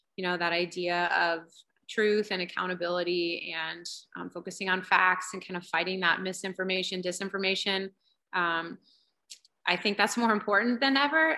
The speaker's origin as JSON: {"language": "English", "town": "Centerville", "region": "Ohio", "country": "United States", "tie": "born or raised there", "also_born_or_lived": "Indiana", "moved": "as an adult", "lives_now": "California, United States", "said": "I grew up in Ohio and I was part of the yearbook staff at my high school, Centerville, Ohio"}